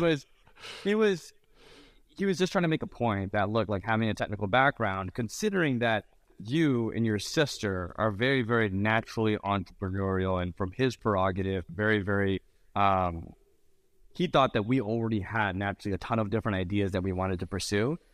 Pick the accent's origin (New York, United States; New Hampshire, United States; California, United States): California, United States; Mountain View; also born or lived in Venice, California; I was born and raised in Mountain View, California